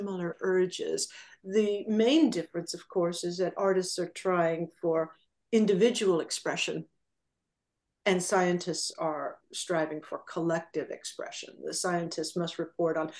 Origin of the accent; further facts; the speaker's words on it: Southern California, United States; I grew up in Southern California